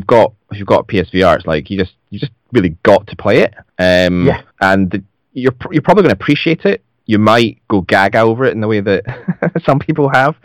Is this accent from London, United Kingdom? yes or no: no; Scotland, United Kingdom; I'm Scottish, if you can't tell from the accent